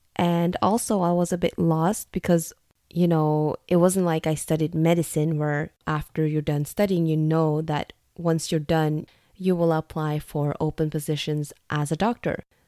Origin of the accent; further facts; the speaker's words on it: Norway; also born or lived in United States; I'm ethnically Vietnamese, but I was born and raised in Norway